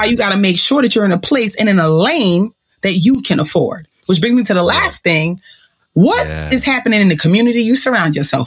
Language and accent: English; Jamaica; I'm still a Jamaican woman